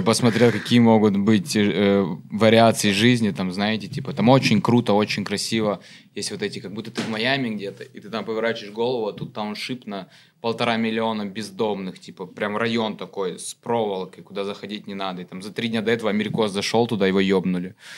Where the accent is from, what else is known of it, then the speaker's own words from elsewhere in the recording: Sochi, Krasnodar Krai, Russia; moved away as an adult; now in Moscow, Russia; я же из Сочи. Mm-hmm. Я типа там 18 лет жил